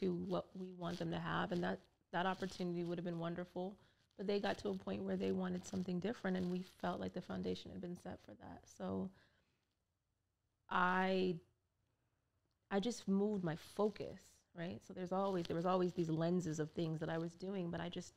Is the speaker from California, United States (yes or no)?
yes; Orange County, California, United States; moved away; I grew up in Orange County, California, where it was a cultural wasteland